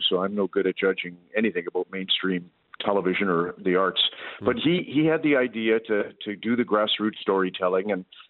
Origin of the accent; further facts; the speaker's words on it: Red Deer, Alberta, Canada; the first time we took it on the road was actually Red Deer, my hometown.